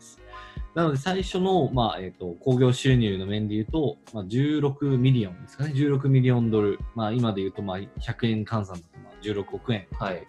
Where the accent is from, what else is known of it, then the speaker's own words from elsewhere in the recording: Hokkaido, Japan; now in Tokyo, Japan; 私北海道出身、今は東京でベンチャー企業を経営している